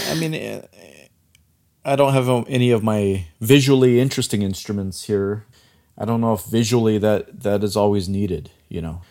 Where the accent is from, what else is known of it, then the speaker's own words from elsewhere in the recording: Chinle, Arizona, United States; moved away; I grew up on the Navajo Reservation. I grew up in a small town called Chinle, which is in Arizona.